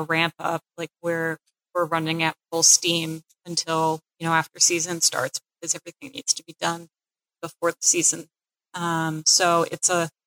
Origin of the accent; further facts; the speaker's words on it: Cape Cod, Massachusetts, United States; moved away as an adult; also born or lived in Pennsylvania; I grew up on Cape Cod